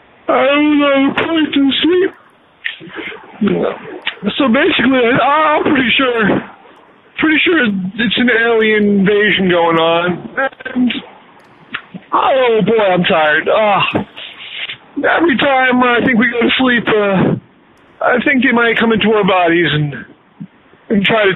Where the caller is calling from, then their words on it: Utah, United States; Well, I'm calling you from Utah.